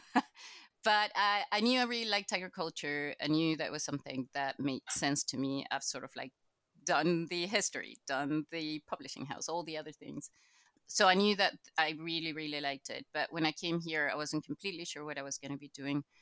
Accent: Chile; moved away as an adult; now in Scotland; I'm actually from Latin America. I'm Chilean

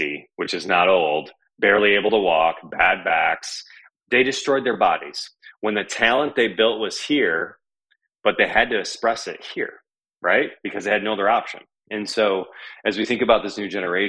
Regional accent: Michigan, United States; growing up in Michigan

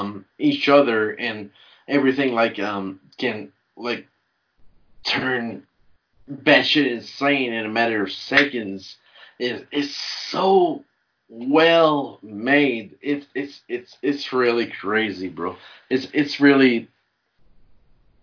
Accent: Canada; I'm a Canadian, so I was drinking milk from the bag

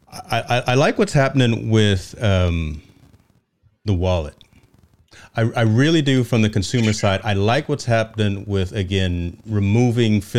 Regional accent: East Coast, United States; I'm from the East Coast, man.

